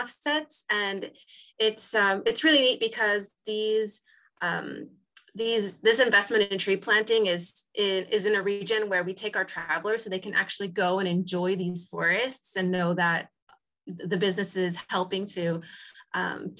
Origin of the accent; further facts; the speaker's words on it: San Diego, California, United States; moved away as an adult; now in Lima, Peru; I grew up in San Diego, California, and I still visit regularly, but I've actually been based in Lima, Peru for over the last decade